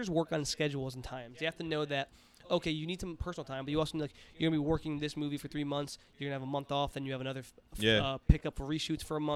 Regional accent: New York City, New York, United States; As an Italian New Yorker

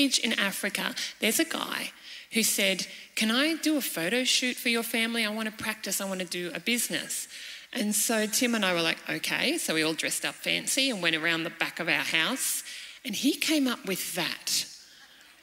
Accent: Cairns, Queensland, Australia; moved away as an adult; also born or lived in Malawi; I am a young mum from Cairns.

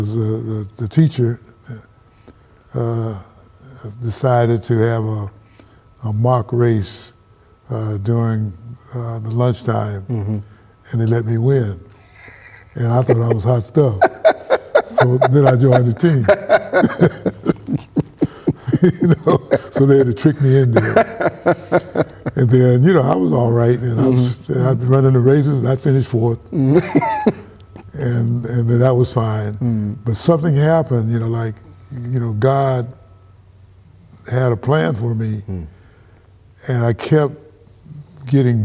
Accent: Pasadena, California, United States; I'm from Pasadena, California. And Pasadena is a city of the Rose Bowl, and it's real famous, the Rose Parade. Mm-hmm. And that's where I was born

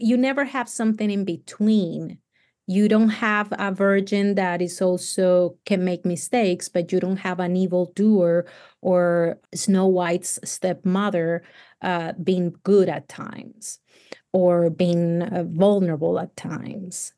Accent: Cali, Valle del Cauca, Colombia; English is a second language; moved away as an adult; also born or lived in Tennessee; now in United States; I come from Cali, which is hot all year round.

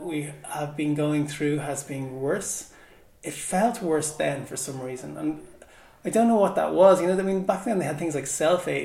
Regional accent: Dublin, Leinster, Ireland; Home was Shankill when I was growing up

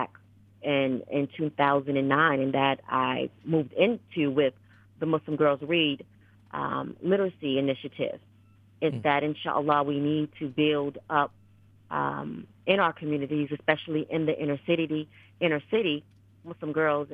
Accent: New England, United States; I was born and raised in New England

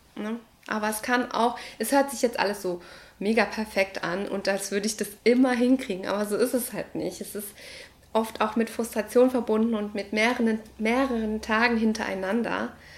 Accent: Ecuador; moved away; Ich komme aus Ecuador, aus Lateinamerika

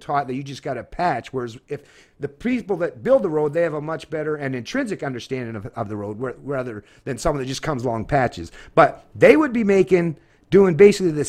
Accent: Scotland, United Kingdom; now in Canada; being a Scotsman

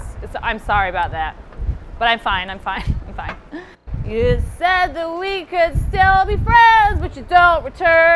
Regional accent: Portland, Oregon, United States; also born or lived in New York; now in London, United Kingdom; I'm from Portland, Oregon

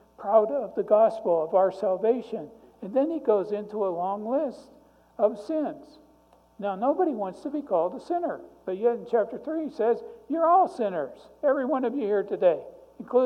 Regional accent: Youngstown, Ohio, United States; now in McPherson, United States; I grew up in Youngstown, Ohio, 3 blocks from a steel mill

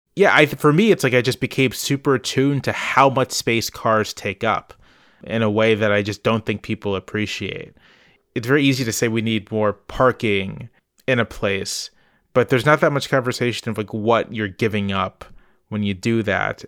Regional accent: Virginia Beach, Virginia, United States; also born or lived in Charlottesville, Virginia; I grew up in Virginia Beach, Virginia, which is not a bike-friendly place.

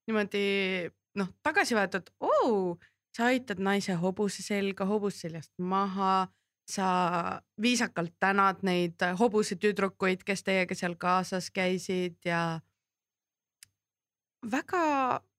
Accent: Kurtna, Estonia; no ma kasvasin Kurtnas ka ja kui ma väike olin ja ma pidin pikemalt Kurtnas olema

